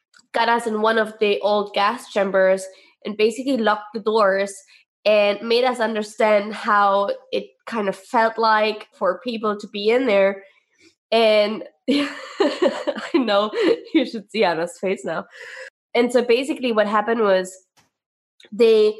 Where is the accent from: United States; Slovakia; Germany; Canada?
Germany; East Germany; we are from East Germany